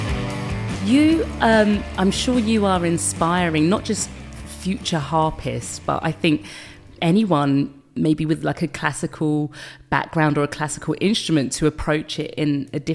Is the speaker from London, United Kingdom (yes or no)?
yes; London, United Kingdom; my hometown of London